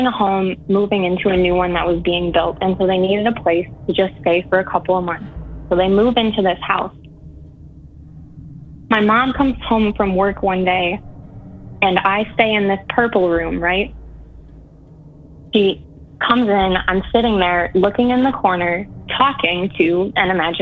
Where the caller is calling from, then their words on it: Eau Claire, Wisconsin, United States; We're calling from Eau Claire, Wisconsin.